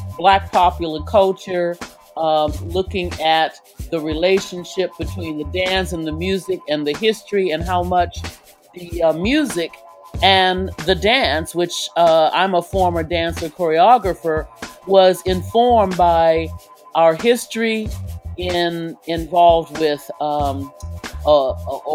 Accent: San Francisco, California, United States; also born or lived in Oakland / Hawaii; I grew up in San Francisco

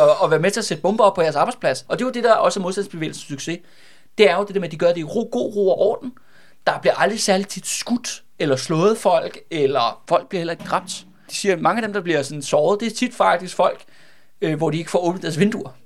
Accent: Glostrup / Brøndby, Capital Region of Denmark, Denmark; som er grænsen mellem Glostrup og Brøndby. Det er derude, hvor jeg er fra

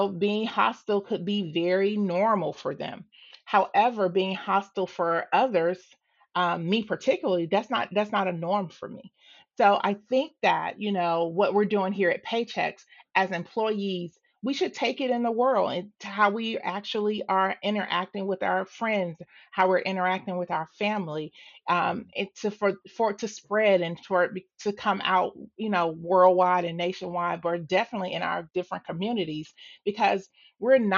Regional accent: Atlanta, Georgia, United States; I'm from Atlanta. I grew up in Southeast Atlanta.

